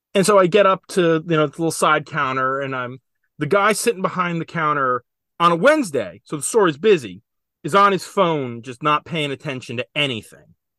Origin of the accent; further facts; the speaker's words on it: New Jersey, United States; I'm from Jersey